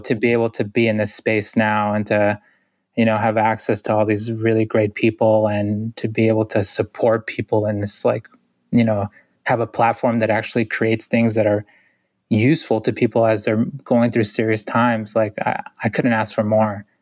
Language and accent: English; Boston, Massachusetts, United States; I grew up in Boston, which is a city of six hundred thousand